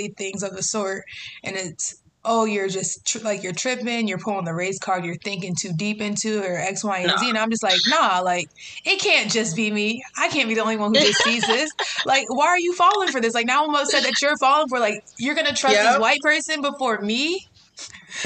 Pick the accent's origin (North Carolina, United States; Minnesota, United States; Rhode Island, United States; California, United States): North Carolina, United States; Greensboro; now in New York City, United States; I'm originally from Greensboro, North Carolina